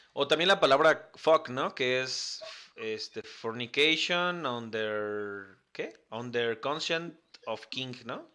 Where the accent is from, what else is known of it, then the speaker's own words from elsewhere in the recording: Ixtapaluca, State of Mexico, Mexico; Somos de Ixtapaluca